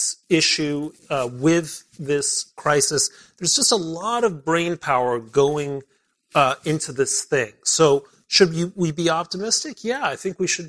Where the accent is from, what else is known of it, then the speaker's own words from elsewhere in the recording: Mexico City, Mexico; also born or lived in Belgium / Britain / Middle East / Germany; now in United States; I grew up in Mexico City